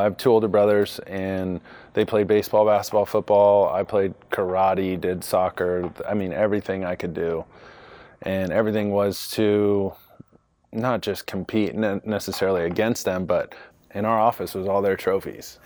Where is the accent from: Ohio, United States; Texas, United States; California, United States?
California, United States; Rancho Santa Margarita; moved away as an adult; also born or lived in Long Beach, California; now in Chicago, United States; Southern California, born in Long Beach, uh, grew up in Orange County, Rancho Santa Margarita, Michigan, Viejo